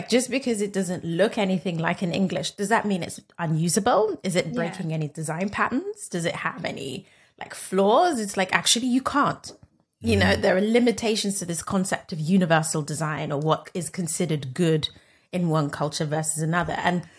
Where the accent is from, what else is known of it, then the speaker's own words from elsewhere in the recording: Nigeria; but I'm Nigerian.